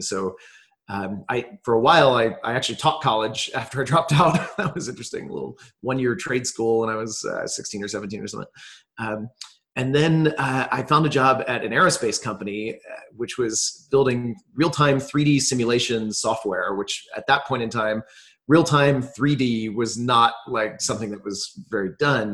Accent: New Jersey, United States; now in Austin, United States; I grew up mostly on the East Coast in um, a few different places, but mostly New Jersey for most of my childhood

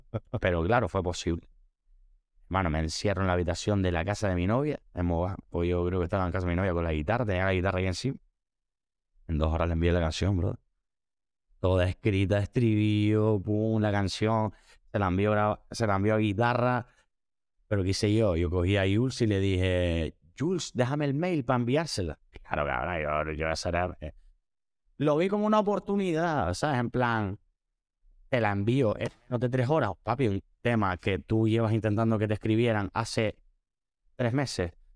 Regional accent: Spain; soy el primer español que canta en directo en Tomorrowland

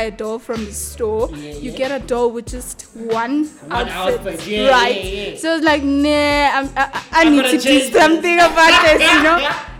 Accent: Tembisa, Gauteng, South Africa; I was born and raised in Tembisa.

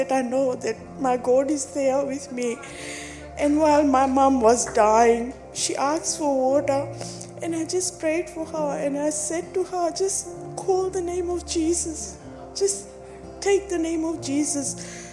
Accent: Fiji; I'm from Fiji Islands

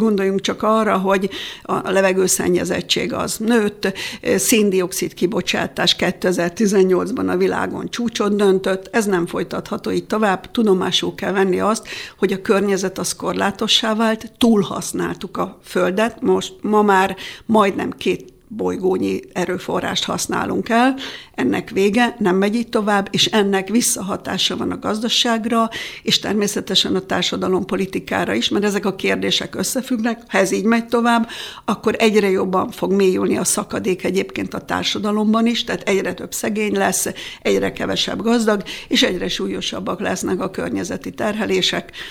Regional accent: Nagykáta, Pest, Hungary; én nagykátai születésű vagyok, ott jártam iskolába, rokonaim vannak

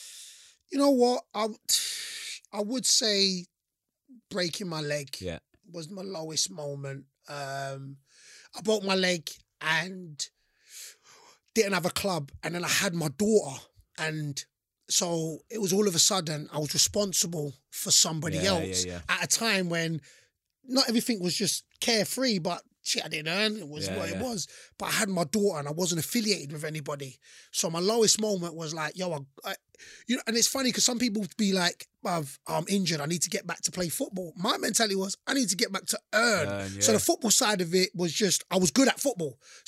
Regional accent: London, United Kingdom; So remember, I'm from London. So London, you know, I said Metropolitan, Dawson.

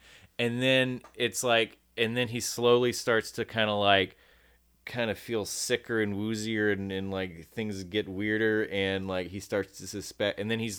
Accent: United States; also born or lived in Birmingham, Alabama; I'm so American.

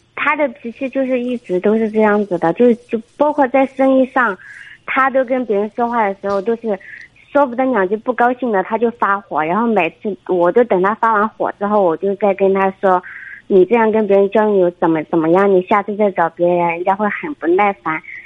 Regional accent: Guangxi, China; 二十七， 二十七。您是哪儿的？ 呃，广西的

